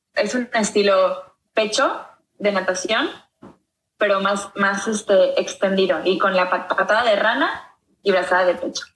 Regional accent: Ciudad del Carmen, Campeche, Mexico; yo nací en una isla, en Ciudad del Carmen, Campeche, en el Golfo de México

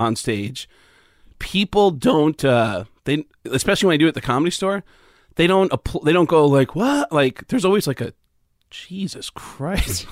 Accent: Mount Vernon, New York, United States; I grew up in New York, outside the Bronx in Mount Vernon

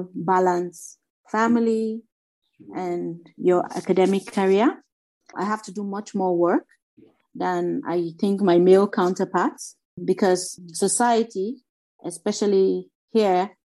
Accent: Nigeria; from Nigeria

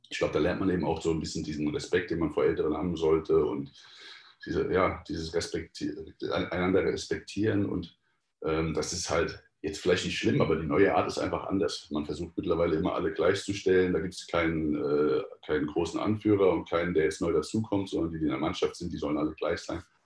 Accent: Mainz area, Rhineland-Palatinate, Germany; ich komme ja eigentlich aus der Mainzer Gegend

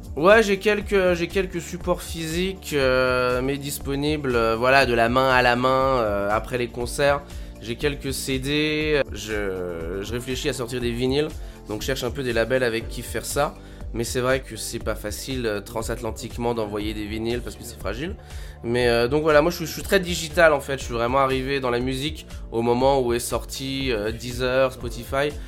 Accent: Haute-Savoie, Auvergne-Rhône-Alpes, France; moved away; je viens quand même de Haute-Savoie, les montagnes

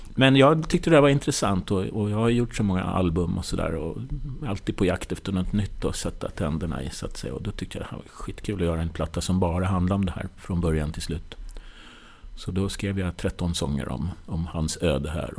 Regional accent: Nyköping, Södermanland, Sweden; now in Stockholm, Sweden; Jag kommer från Nyköping, uppväxt där

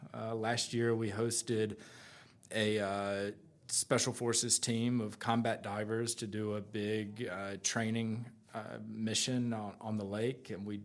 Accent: Outer Banks, North Carolina, United States; I grew up on the Outer Banks.

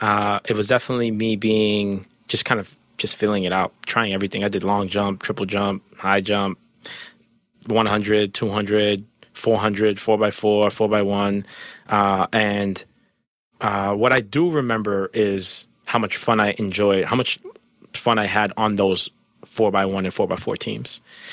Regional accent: Jamaica; we're Jamaican track stars that came from Jamaica.

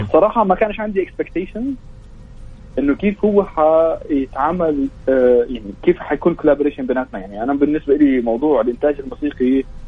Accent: Amman, Amman Governorate, Jordan; احنا كان عندنا بعمان

